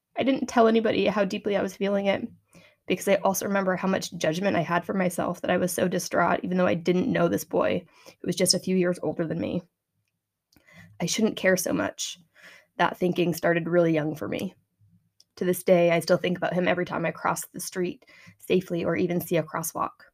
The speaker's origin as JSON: {"language": "English", "town": "Medway", "region": "Massachusetts", "country": "United States", "tie": "born or raised there", "said": "my hometown is a small community in Massachusetts on the east coast of the United States."}